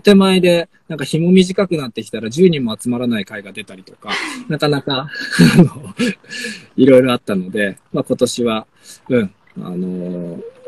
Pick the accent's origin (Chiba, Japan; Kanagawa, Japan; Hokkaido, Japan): Hokkaido, Japan; Sapporo; moved away as an adult; now in Omachi, Japan; 札幌生まれで札幌で育って